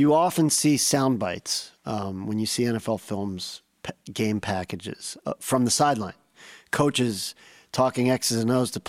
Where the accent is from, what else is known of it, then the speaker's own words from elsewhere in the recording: Pittsburgh, Pennsylvania, United States; growing up in Pittsburgh in the 80s